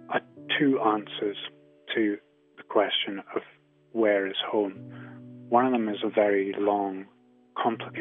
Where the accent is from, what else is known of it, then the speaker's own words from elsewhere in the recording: Shetland, Scotland, United Kingdom; growing up in Shetland, of course, the landscape was a hugely important part of day-to-day life